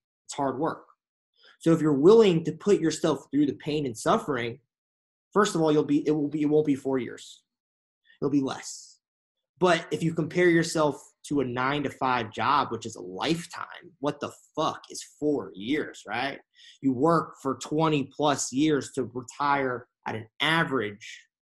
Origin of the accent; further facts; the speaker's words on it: Connecticut, United States; now in Los Angeles, United States; I'm from Connecticut